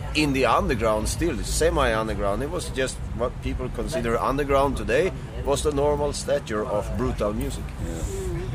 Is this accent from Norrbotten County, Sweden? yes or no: no; Gothenburg, Västra Götaland, Sweden; I'm from the Gothenburg area